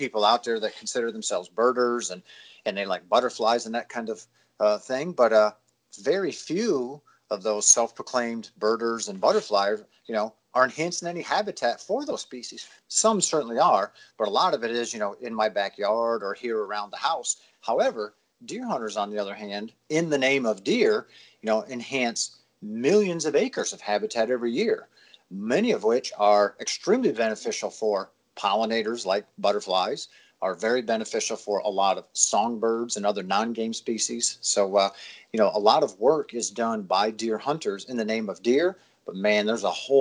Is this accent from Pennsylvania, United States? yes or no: yes; Pennsylvania, United States; moved away as an adult; also born or lived in New Hampshire / Florida; Pennsylvania, which is where I'm from.